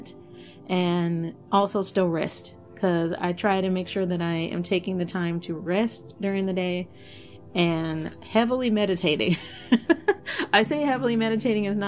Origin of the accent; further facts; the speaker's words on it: Dallas, Texas, United States; I myself was born and raised in Texas, Dallas, Texas. And I grew up in the hood of Dallas and now still live in Texas.